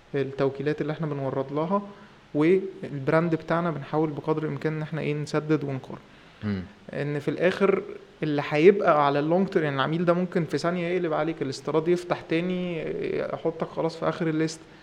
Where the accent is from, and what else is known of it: Egypt